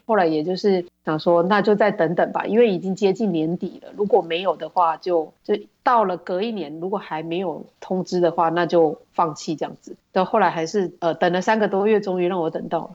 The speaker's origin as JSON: {"language": "Chinese", "country": "Taiwan", "moved": "as an adult", "lives_now": "Jeju, South Korea", "said": "我们台湾人 销售算是稍微比较弱一点点"}